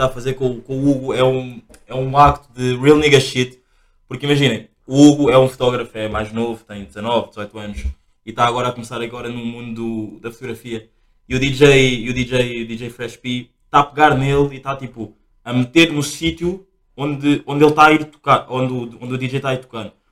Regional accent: Angola; eu nasci em Angola

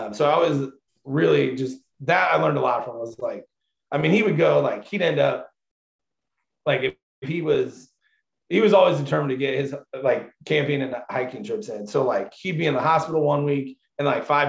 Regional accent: Zionsville, Indiana, United States; I grew up in Zionsville.

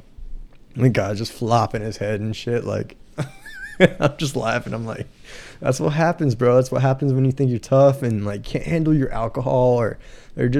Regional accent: Marion, Texas, United States; also born or lived in San Antonio, Texas; now in Florida, United States; my hometown Marion

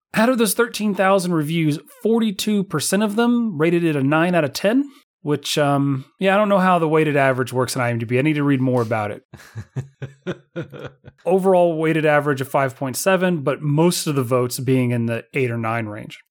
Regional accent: United States; I come from America

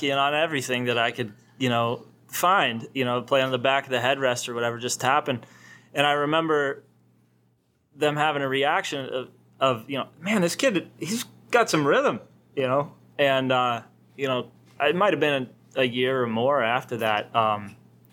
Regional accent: Pennsylvania, United States; I'm from Pennsylvania

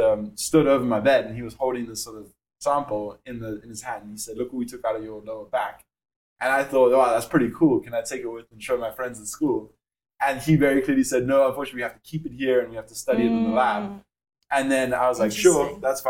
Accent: Cape Town, Western Cape, South Africa; accent: South African; moved away; you can hear from my accent, obviously from South Africa. How I got there was I was around 6 months old and I moved over with my mom and my sister

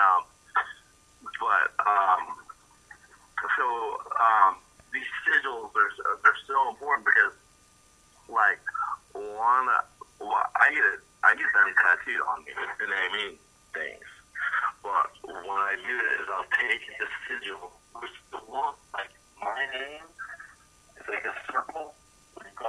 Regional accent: Wales, United Kingdom; I'm Welsh

